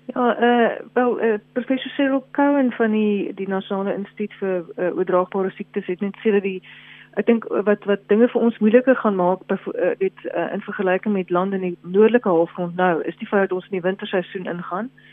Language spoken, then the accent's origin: Afrikaans; South Africa; as Suid-Afrikaners